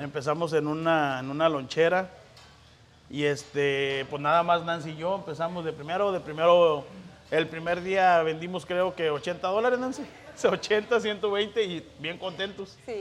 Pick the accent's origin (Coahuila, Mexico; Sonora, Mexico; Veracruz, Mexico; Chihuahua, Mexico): Coahuila, Mexico; also born or lived in Monclova; now in Indianapolis, United States; yo soy del norte, yo soy de Coahuila